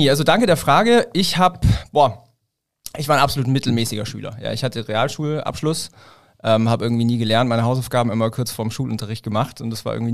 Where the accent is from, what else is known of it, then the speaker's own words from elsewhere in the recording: Ulm, Baden-Württemberg, Germany; ich komme halt aus der Ulmer Gegend. Ja, Ulm mhm. ist so zwischen München und Stuttgart.